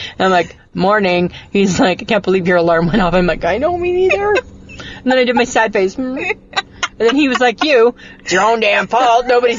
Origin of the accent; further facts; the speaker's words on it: Canada; I'm not from America. We don't have that in Canada.